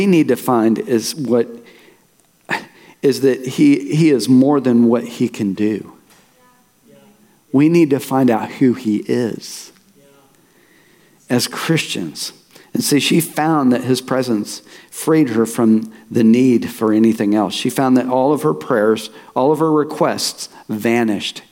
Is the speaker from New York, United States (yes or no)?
no; Tulsa, Oklahoma, United States; I was born and raised in Tulsa